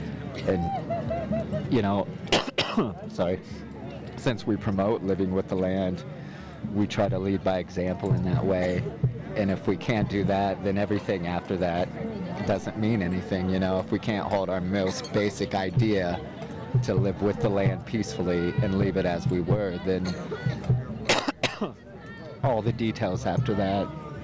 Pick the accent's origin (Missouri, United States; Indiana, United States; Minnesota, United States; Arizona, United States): Indiana, United States; I'm from Indiana, so there's no mountains there, you know, and it's like this, there's no scenery there like this. I see cornfields every day